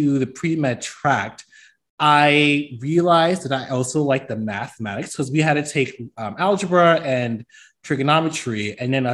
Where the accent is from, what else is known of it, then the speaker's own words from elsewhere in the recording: New York City, New York, United States; now in Birmingham, United States; I'm from the Bronx, New York